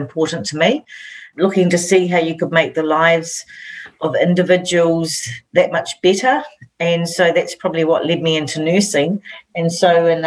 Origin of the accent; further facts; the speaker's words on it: Waitara, Taranaki, New Zealand; also born or lived in Wainuiomata, Wellington; when I was around 8, we moved up to Taranaki, and I grew up in Waitara.